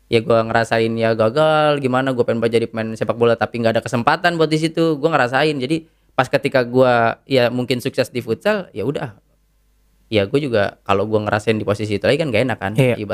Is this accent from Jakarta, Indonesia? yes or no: yes; Jakarta, Indonesia; born there; padahal gue bukan orang Parung. Gue lahir di Jakarta